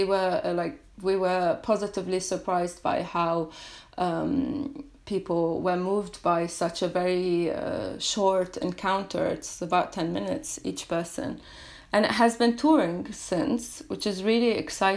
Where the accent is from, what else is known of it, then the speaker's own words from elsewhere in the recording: Lebanon; I come from a very small village in Lebanon, which is on the border with Syria.